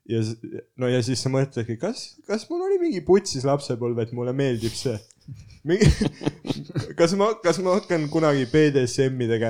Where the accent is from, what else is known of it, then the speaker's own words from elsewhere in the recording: Märjamaa, Rapla County, Estonia; olen Märjamaalt